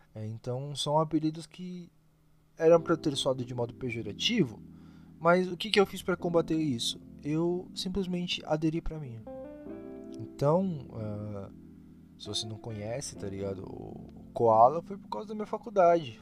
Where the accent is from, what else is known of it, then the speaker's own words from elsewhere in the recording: Brazil; a gente é brasileiro